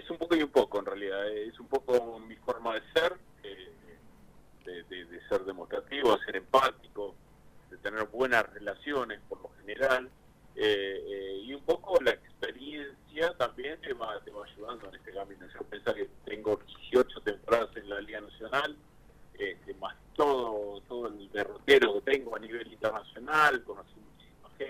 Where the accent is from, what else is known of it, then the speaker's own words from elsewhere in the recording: Punta Alta, Buenos Aires Province, Argentina; born there; now in La Plata, Argentina; Sí, sí, sí, nací en Punta